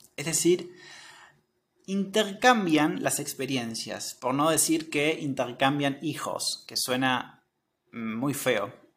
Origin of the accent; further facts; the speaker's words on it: Argentina; soy de Argentina